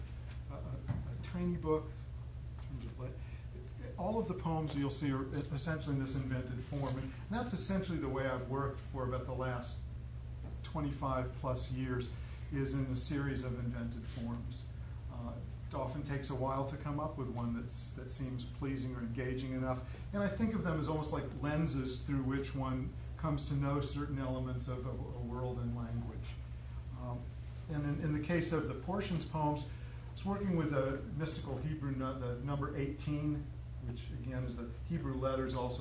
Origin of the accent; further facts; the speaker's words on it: San Jose, California, United States; also born or lived in Palo Alto; I grew up in San Jose, went to school in Palo Alto